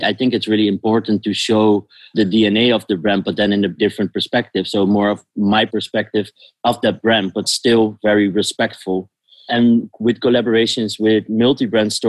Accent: The Hague, South Holland, Netherlands; moved away as an adult; now in Amsterdam, Netherlands; I'm born in The Hague

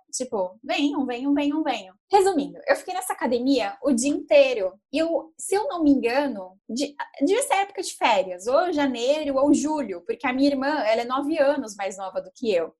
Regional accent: Santos, São Paulo, Brazil; estive aqui em São Paulo, eu sou de Santos

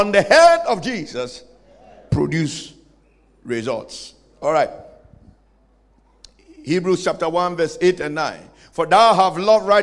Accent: Ghana; I come from Ghana.

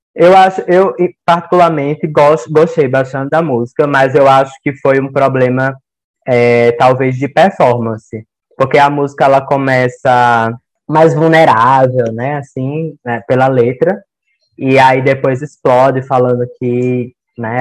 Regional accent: Campo Grande, Mato Grosso do Sul, Brazil; eu sou de Campo Grande, no Mato Grosso do Sul

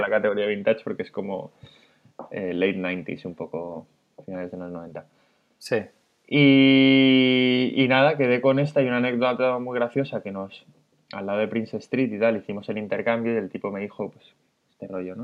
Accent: Madrid, Community of Madrid, Spain; moved away as an adult; now in Barcelona, Spain; soy de Madrid, tengo 37

